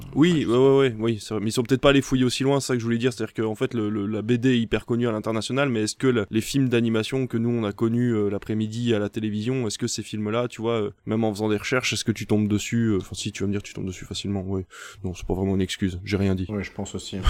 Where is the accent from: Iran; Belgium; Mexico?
Belgium; je viens de Belgique, donc Tintin c'est euh, voilà, c'est c'est presque t'en bouffe au petit déjeuner dès les premières années